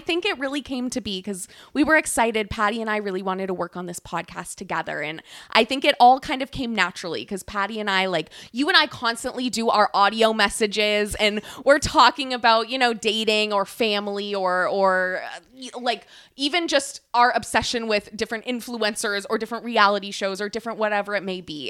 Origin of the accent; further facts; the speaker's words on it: San Diego, California, United States; moved away as an adult; now in Maine, United States; I am from California